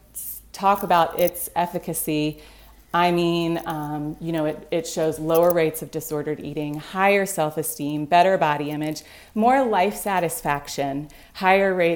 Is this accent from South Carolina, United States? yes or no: yes; Greenville, South Carolina, United States; now in Vermont, United States; I grew up in Greenville, South Carolina